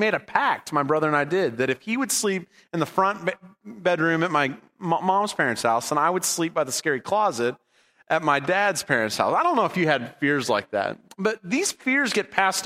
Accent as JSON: {"language": "English", "region": "California", "country": "United States", "tie": "born or raised there", "said": "We grew up in California for a lot of my growing up years"}